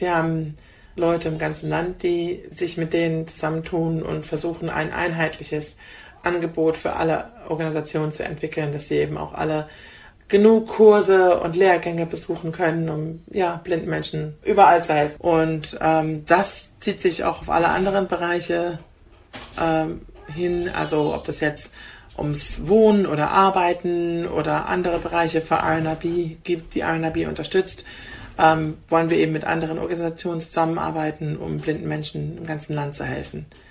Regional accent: Germany; moved away as an adult; now in England, United Kingdom; ich bin Deutsche und ich werde immer Deutsche bleiben und ich mag Deutschland

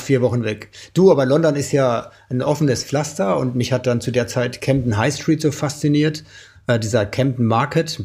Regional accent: Oelde, North Rhine-Westphalia, Germany; bei uns in Oelde, in meiner Heimat

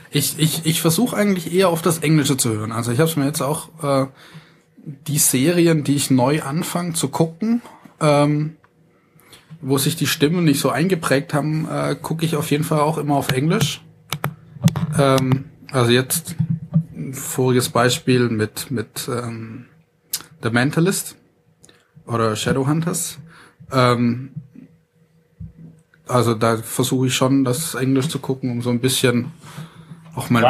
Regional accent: Baden-Württemberg, Germany; ich komme ja aus dem Ländle

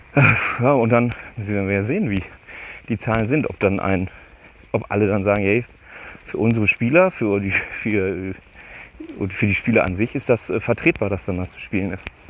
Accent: Steinhagen, North Rhine-Westphalia, Germany; wo ich meine Jugend verbracht habe, ist das halt schon fast rotes Gebiet.

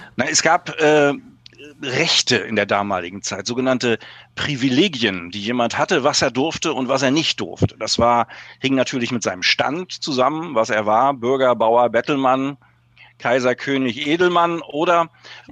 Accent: Mecklenburg-Vorpommern, Germany; bei uns in Mecklenburg

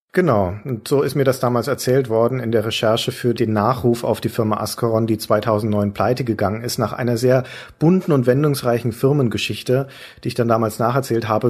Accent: Franconia, Bavaria, Germany; moved away as an adult; now in Hamburg, Germany; ich bin ja als Bayer oder Franke, um genau zu sein, quasi Bergvolk auf jeden Fall also irgendwo Binnenländer

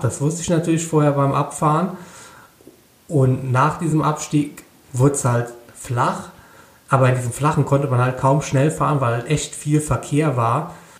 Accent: Rhineland-Palatinate, Germany; ich komme natürlich aus Rheinland-Pfalz

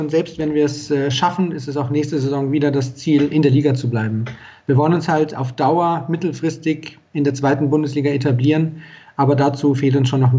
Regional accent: Regensburg, Bavaria, Germany; ich bin äh, 30, ich komme aus Regensburg, deswegen der SSV Jan Regensburg.

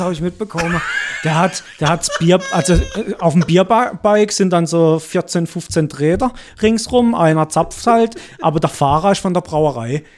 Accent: Altdorf, Germany; nach Aldorf, wo ich herkomme

